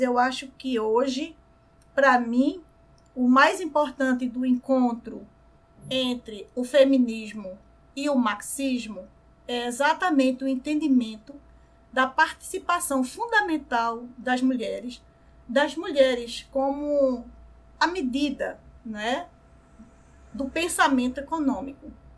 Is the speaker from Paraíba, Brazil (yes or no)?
no; Recife, Pernambuco, Brazil; aqui no Brasil, mais especificamente aqui no Recife, né, onde eu nasci, onde eu moro